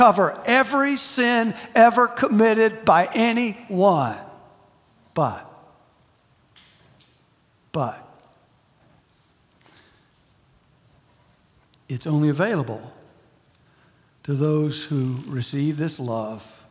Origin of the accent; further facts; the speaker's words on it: United States; being an American